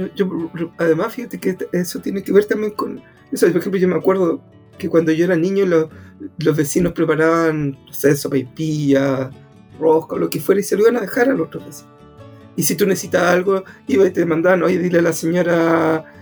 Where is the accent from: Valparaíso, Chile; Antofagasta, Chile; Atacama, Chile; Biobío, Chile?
Antofagasta, Chile; also born or lived in Puerto Cisnes; yo soy del norte, yo soy de Antofagasta